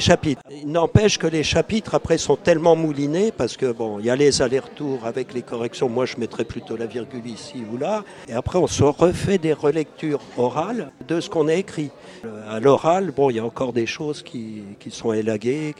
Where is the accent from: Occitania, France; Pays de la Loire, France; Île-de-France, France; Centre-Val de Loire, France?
Centre-Val de Loire, France; Beauce; je suis issu d'un petit village de Beauce